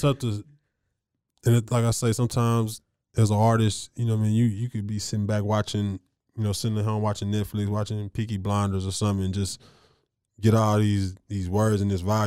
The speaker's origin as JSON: {"language": "English", "town": "Waco", "region": "Texas", "country": "United States", "said": "the pride that we are to be from Waco"}